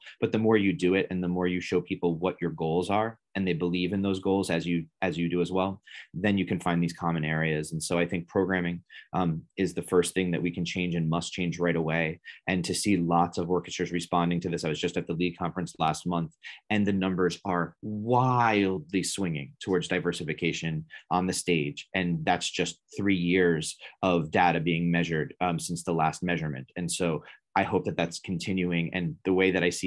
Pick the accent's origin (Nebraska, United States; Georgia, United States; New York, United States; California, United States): New York, United States; 5 minutes outside of New York City, United States; moved away as an adult; also born or lived in Washington, D.C.; I grew up 5 minutes outside of New York City, one of the most diverse places in the world